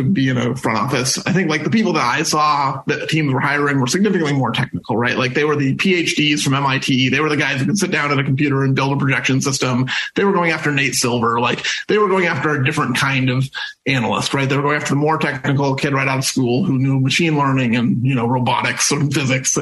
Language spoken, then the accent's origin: English; SeaTac, Washington, United States; growing up in SeaTac